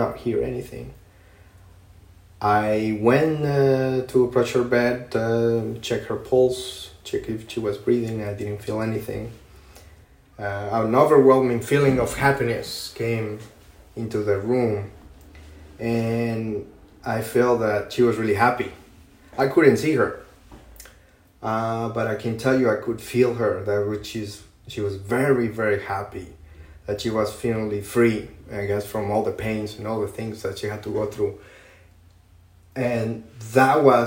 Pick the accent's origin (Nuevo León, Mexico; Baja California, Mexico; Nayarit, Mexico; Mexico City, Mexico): Nuevo León, Mexico; Monterrey; moved away; I grew up in Mexico, in outside of Monterrey City.